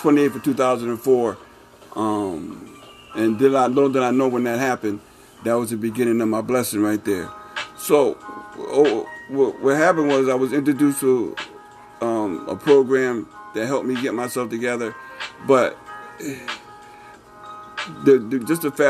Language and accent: English; Springfield, Massachusetts, United States; born and raised in Springfield. I'm from the Mason Square area, born and raised all my life